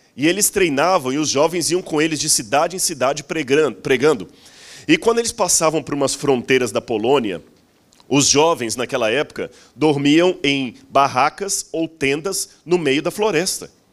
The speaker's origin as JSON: {"language": "Portuguese", "region": "Minas Gerais", "country": "Brazil", "said": "eu sou mineiro"}